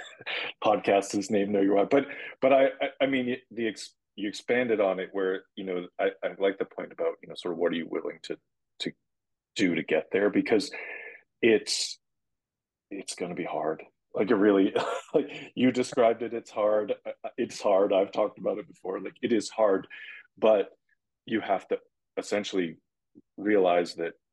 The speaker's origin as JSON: {"language": "English", "town": "Boston", "region": "Massachusetts", "country": "United States", "tie": "born or raised there", "said": "growing up in Boston"}